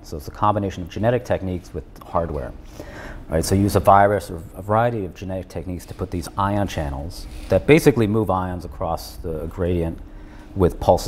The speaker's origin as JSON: {"language": "English", "town": "Chicago", "region": "Illinois", "country": "United States", "tie": "born or raised there", "said": "I was born in the suburbs of Chicago"}